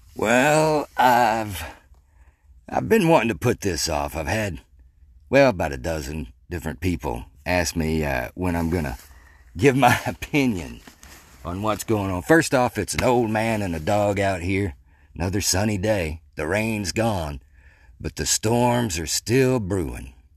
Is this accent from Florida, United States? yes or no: no; Mandeville, Arkansas, United States; I grew up in Mandeville, Arkansas